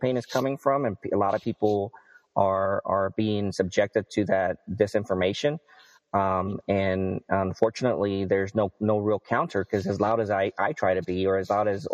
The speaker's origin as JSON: {"language": "English", "region": "Texas", "country": "United States", "tie": "born or raised there", "said": "I grew up in Texas, and we don't have a real, you know, presence of unions here"}